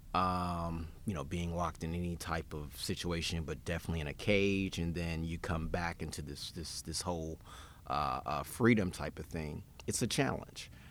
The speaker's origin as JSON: {"language": "English", "town": "Memphis", "region": "Tennessee", "country": "United States", "tie": "born or raised there", "also_born_or_lived": "Knoxville, Tennessee / Nashville", "said": "born and bred in Memphis"}